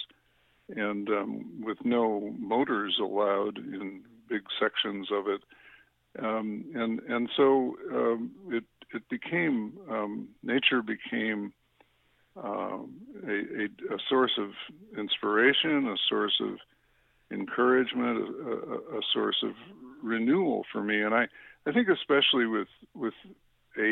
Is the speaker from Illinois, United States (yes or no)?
yes; Chicago, Illinois, United States; I grew up in the Chicago suburbs